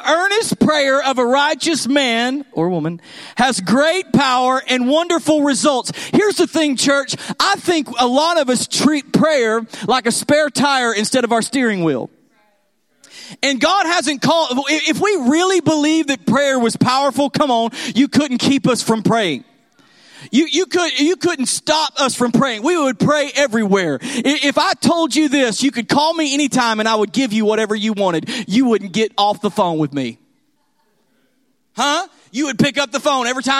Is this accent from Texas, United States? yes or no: yes; Texas, United States; I'm from Texas